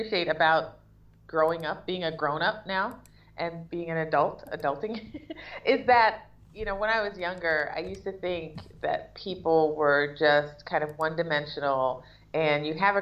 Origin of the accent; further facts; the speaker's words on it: Huntsville, Alabama, United States; moved away as an adult; also born or lived in Taiwan / Jamaica; I'm from Huntsville, Alabama